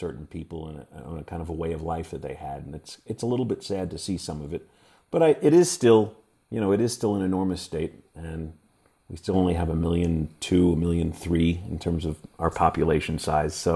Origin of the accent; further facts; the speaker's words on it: New York, United States; moved away as an adult; now in Montana, United States; growing up in New York